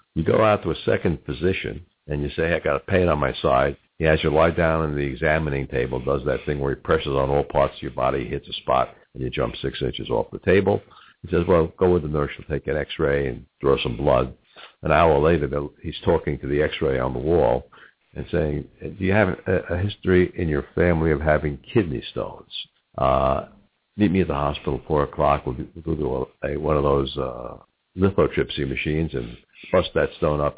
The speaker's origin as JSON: {"language": "English", "region": "New York", "country": "United States", "tie": "born or raised there", "moved": "yes", "lives_now": "Cincinnati, United States", "said": "in my family growing up in New York, we had one aunt, Aunt Selma"}